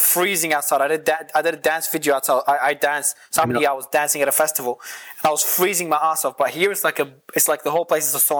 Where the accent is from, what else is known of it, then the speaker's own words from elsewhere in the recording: Australia; moved away; So it depends on where I am in the world, it changes. I'm originally from Australia though.